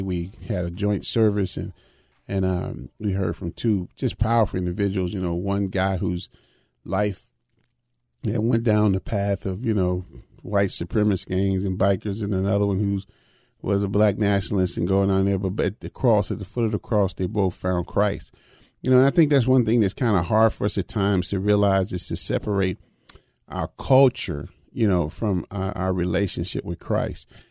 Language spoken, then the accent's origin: English; Chicago, Illinois, United States; growing up even in Chicago